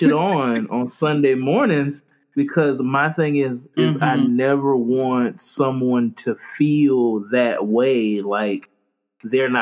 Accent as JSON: {"language": "English", "region": "Florida", "country": "United States", "also_born_or_lived": "Charleston, South Carolina", "moved": "yes", "said": "I'm from Florida."}